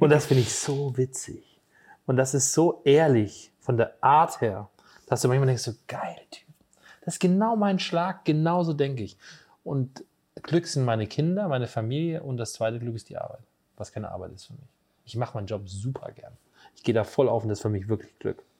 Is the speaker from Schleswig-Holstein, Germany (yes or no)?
no; Hesse, Germany; moved away as an adult; now in Borken, Germany; bei uns in Hessen sagt man immer Gude